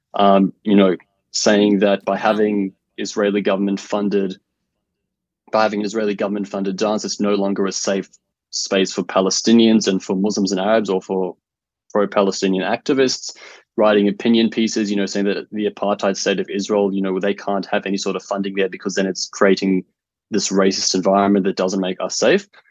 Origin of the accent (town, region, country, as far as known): Australia